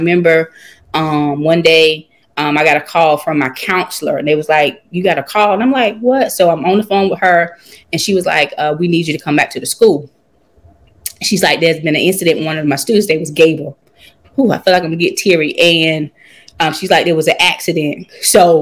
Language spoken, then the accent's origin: English; Conway, North Carolina, United States; It's a small town called Conway, North Carolina. It has about 767 people, literally one stoplight